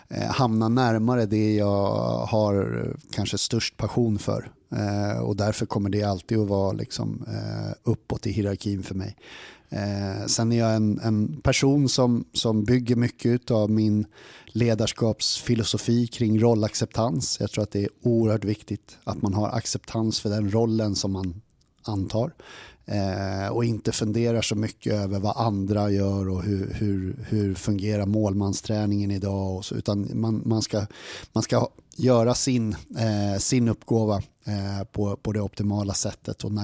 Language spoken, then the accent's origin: Swedish; Sollentuna, Stockholm County, Sweden; moved away as an adult; also born or lived in Upplands Väsby / Solna; now in Odense, Denmark; jeg er född i Upplands Väsby på ett, eh, på ett sjukhus där. Eh, men sen är jag, är jag uppvuxen i en eh, förort i Stockholm som heter Sollentuna. Och sen så började jag gå gymnasieskolan i Solna